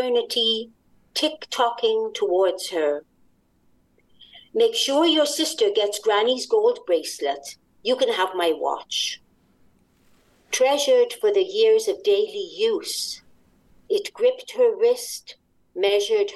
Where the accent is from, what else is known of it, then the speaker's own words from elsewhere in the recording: Wales, United Kingdom; now in Montreal, Canada; I'm originally from Wales.